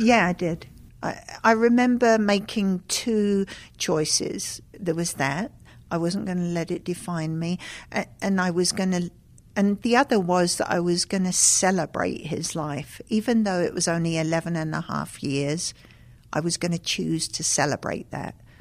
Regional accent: London, United Kingdom; moved away; also born or lived in Lesotho; growing up in London

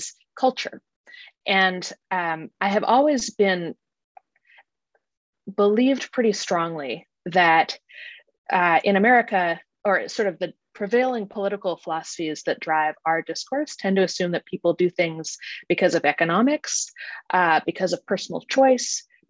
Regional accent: Kansas, United States; moved away as an adult; also born or lived in Connecticut; now in Washington, D.C., United States; I grew up in a very conservative evangelical area

